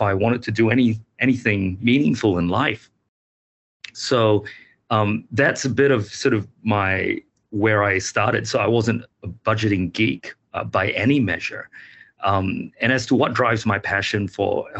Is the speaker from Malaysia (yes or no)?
yes; Malaysia; now in New Zealand; I grew up in Malaysia